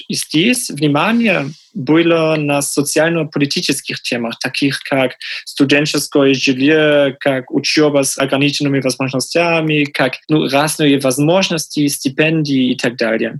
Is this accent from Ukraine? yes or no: no; Magdeburg, Saxony-Anhalt, Germany; Russian is a second language; в Magdeburg, в моем родном городе, открылась новая школа